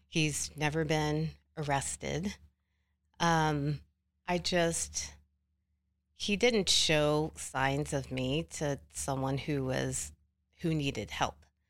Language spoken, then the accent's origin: English; Oklahoma City, Oklahoma, United States; I am from Oklahoma City.